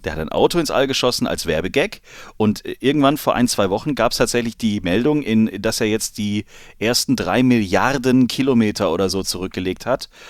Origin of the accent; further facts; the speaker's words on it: Germany; als Deutscher